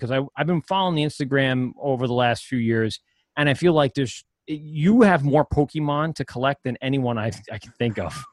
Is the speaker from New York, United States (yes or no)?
yes; Amityville, New York, United States; also born or lived in Maryland; I grew up in Amityville